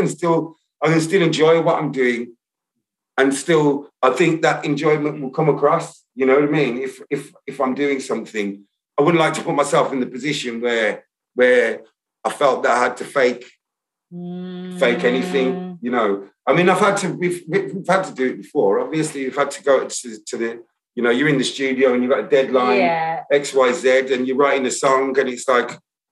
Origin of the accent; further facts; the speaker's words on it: Birmingham, West Midlands, United Kingdom; accent: Brummie; my accent's not really that Brummie